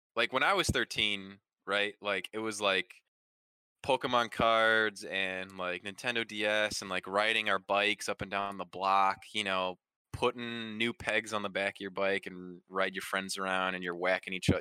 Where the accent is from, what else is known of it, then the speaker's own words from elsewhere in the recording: Midwest, United States; being a young man growing up in the Midwest region wow. of the United States.